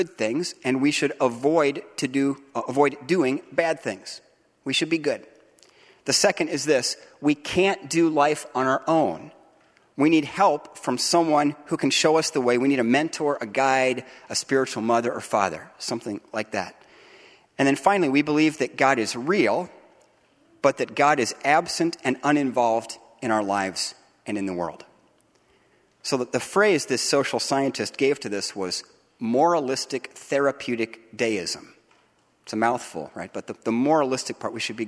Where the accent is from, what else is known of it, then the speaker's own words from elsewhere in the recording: United States; now in Grand Rapids, United States; as Americans, citizens of the United States